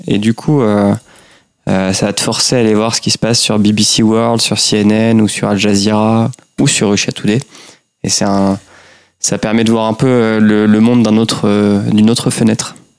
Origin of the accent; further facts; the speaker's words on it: Normandy, France; je suis normand